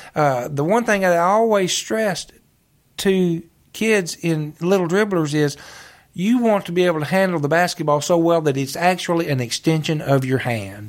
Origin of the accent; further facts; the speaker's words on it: Calvert City, Kentucky, United States; I grew up here in Calvert City